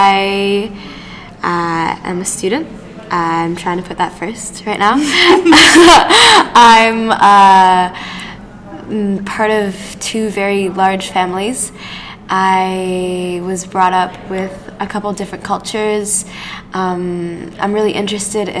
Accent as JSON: {"language": "English", "country": "Canada", "said": "I'm a Canadian. I love this country"}